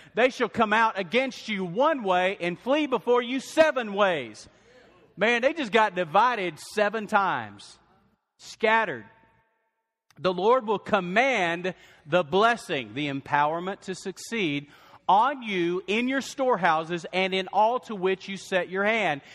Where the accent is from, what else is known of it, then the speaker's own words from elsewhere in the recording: West Texas, United States; I grew up in West Texas